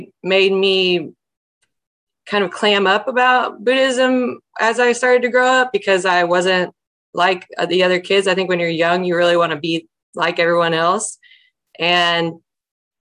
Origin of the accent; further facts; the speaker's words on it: Alabama, United States; I was raised in Alabama